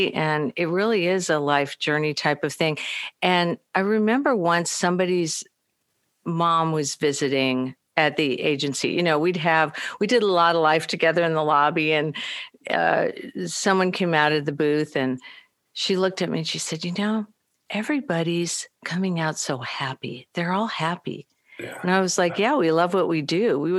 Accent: Midwest, United States; I know we're both from the Midwest

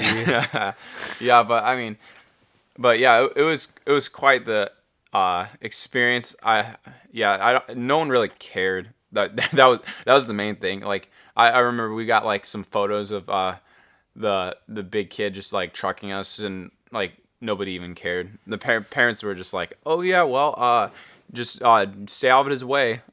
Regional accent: United States; we're from America

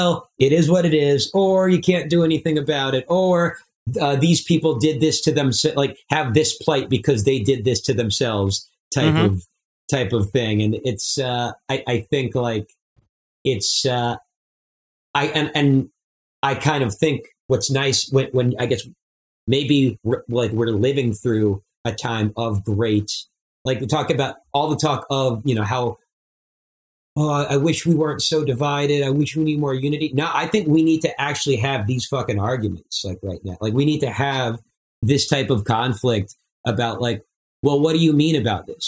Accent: Long Island, New York, United States; growing up on Long Island myself

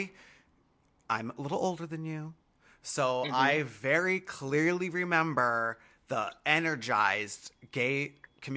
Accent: Michigan, United States; I was raised in Michigan.

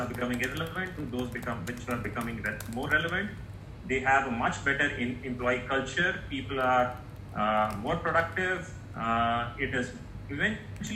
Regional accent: India; my home country, India

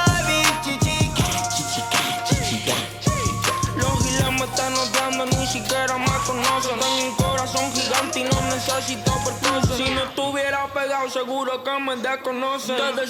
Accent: Melbourne, Victoria, Australia; moved away; I'm from Melbourne.

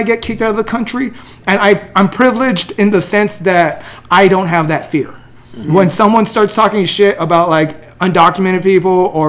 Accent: El Monte, California, United States; I grew up in Almonte. You sure? Almonte, California.

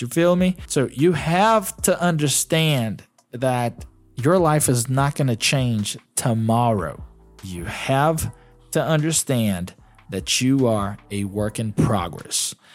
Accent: Brazil; first language Portuguese; English is a second language; I'm Brazilian. Portuguese is my mother tongue

